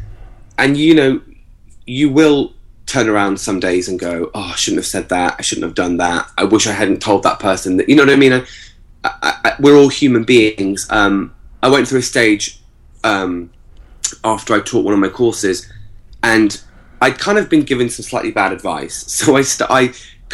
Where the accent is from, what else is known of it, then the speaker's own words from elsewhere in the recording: England, United Kingdom; also born or lived in Virginia Beach, United States; we grew up in England until the age of about 10, then lived in America for 2 years in Virginia Beach